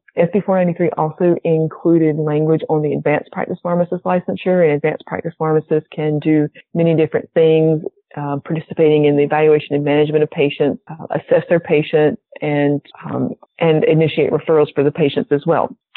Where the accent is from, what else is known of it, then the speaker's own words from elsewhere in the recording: the South, United States; accent: southern; my southern accent